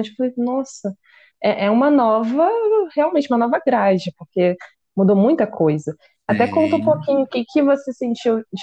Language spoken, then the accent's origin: Portuguese; Rio de Janeiro, Brazil; moved away; also born or lived in Itaperuna; eu sou carioca é mesmo